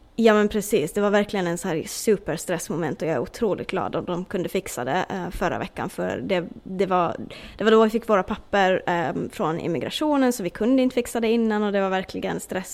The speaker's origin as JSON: {"language": "Swedish", "country": "Åland Islands", "moved": "as an adult", "lives_now": "Florida, United States", "said": "Jag har jobbat på motorfordonsbyrån hemma på Åland"}